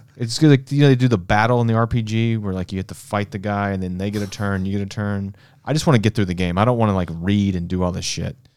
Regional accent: Memphis, Tennessee, United States; I was from Memphis

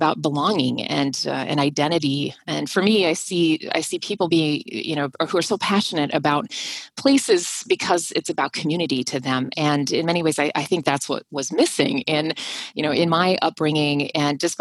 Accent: Minneapolis, Minnesota, United States; if my accent doesn't give me away, I am from Minnesota, and I grew up in the suburbs of Minneapolis

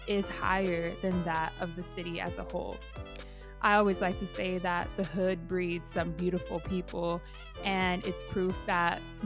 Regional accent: West Coast, United States; also born or lived in New York; I'm from the West Coast

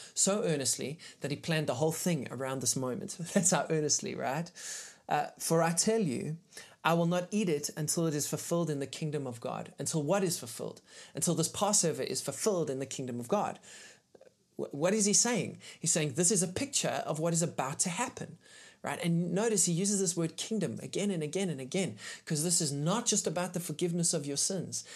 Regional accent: South Africa; as a South African

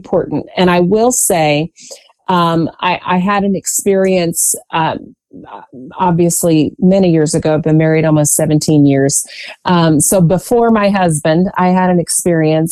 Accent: Virginia, United States; I have spent most of my life in the Commonwealth of Virginia

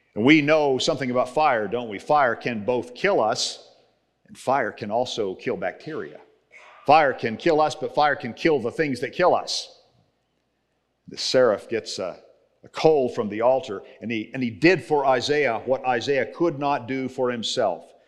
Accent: Texas, United States; moved away; I grew up in Texas

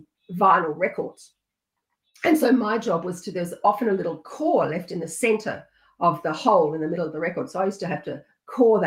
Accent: South Australia, Australia; also born or lived in country Victoria; We moved to South Australia when I was about

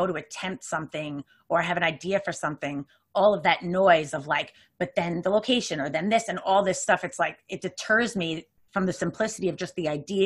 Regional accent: New York, United States; I'm a New Yorker

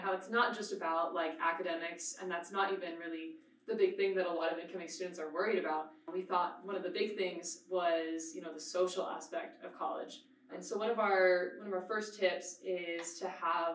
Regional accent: Forest Grove, Oregon, United States; moved away as an adult; now in Utah, United States; I am from a small suburb town called Forest Grove in Oregon.

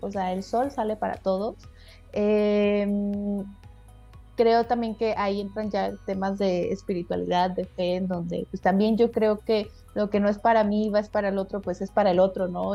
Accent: Guadalajara, Jalisco, Mexico; now in Quintana Roo, Mexico; yo soy de Guadalajara, una ciudad más o menos grande, y cuando no me hallaba, pues, me vine a, Quintana Roo

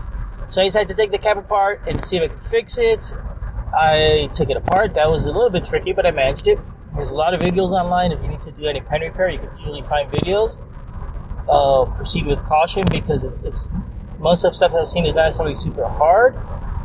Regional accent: Hialeah, Florida, United States; moved away as an adult; also born or lived in San Francisco; We grew up in South Florida, in Hialeah, Florida

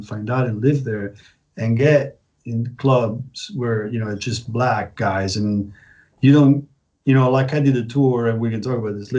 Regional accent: Prague, Czechia; because I came from Prague and Prague was totally free.

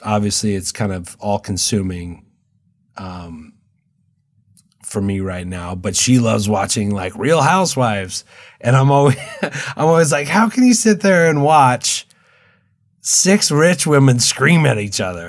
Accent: Dayton, Washington, United States; moved away as an adult; also born or lived in Pullman, Washington / Reno, Nevada / Tahoe; now in Los Angeles, United States; I was born in Pullman, brought up in Dayton, which is just outside of Walla Walla, a very small town

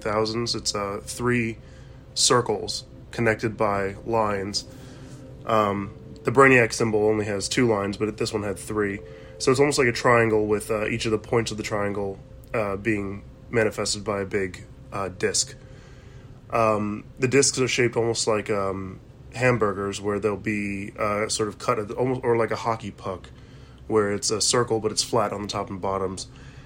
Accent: United States; As you can tell, I'm an American.

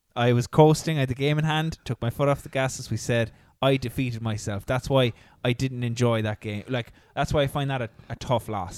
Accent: Ireland; as Irish people

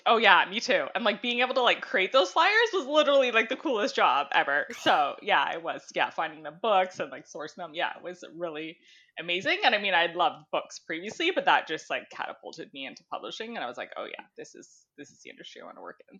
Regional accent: Ontario, Canada; I grew up in Ontario

